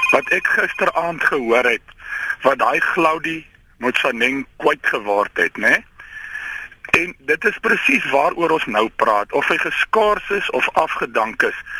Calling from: Western Cape, South Africa; van Weskaap. Ek gee 'n klomp mense werk.

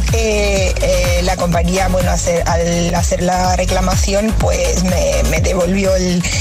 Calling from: Zaragoza, Aragon, Spain; Hola, soy … de Zaragoza.

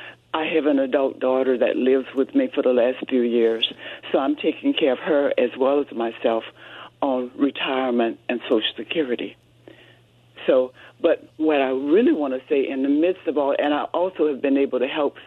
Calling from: Lakewood, California, United States

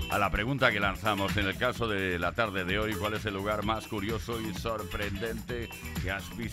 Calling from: Toledo, Castilla-La Mancha, Spain; de Toledo

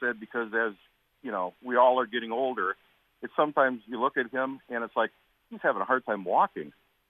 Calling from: Wisconsin Rapids, Wisconsin, United States; I'm calling from Wisconsin Rapids.

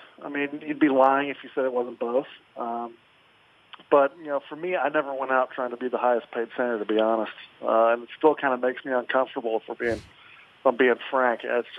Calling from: Kansas City, United States; I'm here in Kansas City right now trying to get everything ready to roll back to Buffalo.

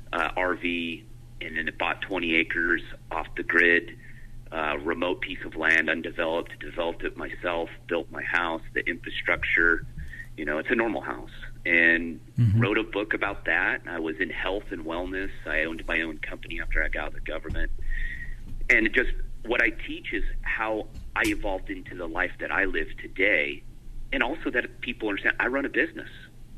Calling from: Northeast Washington State, United States; I am calling from my house off the grid in Northeast Washington State.

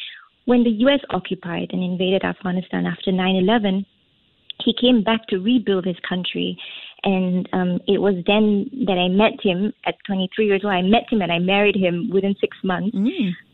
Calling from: Singapore; Yes, I am.

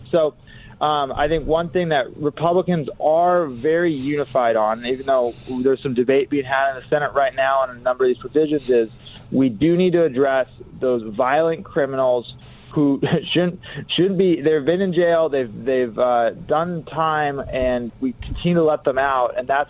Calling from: Washington, District of Columbia, United States; I'm calling you from Washington, D.C. here

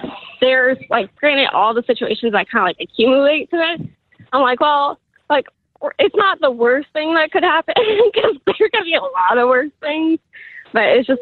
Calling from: Kansas City, Missouri, United States; Kansas City, Missouri.

